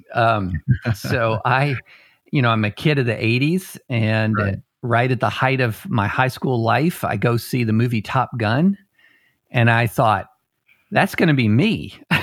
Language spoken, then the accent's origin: English; Georgetown, Kentucky, United States; also born or lived in Opelika, Alabama; I ended up growing up in um, a little town in Kentucky. Now it's not as little as it used to be, uh, but called Georgetown, just outside of Lexington